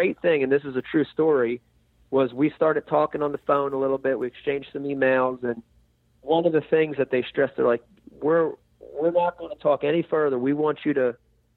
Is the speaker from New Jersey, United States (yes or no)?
yes; New Jersey, United States; growing up in New Jersey